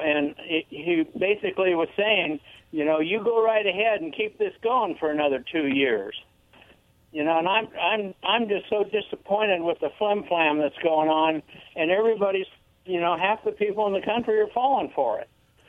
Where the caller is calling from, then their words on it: Pasco, Washington, United States; from east of Pasco